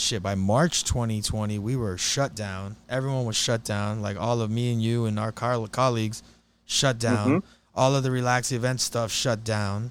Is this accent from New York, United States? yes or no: no; Miami, Florida, United States; we're from Miami, Florida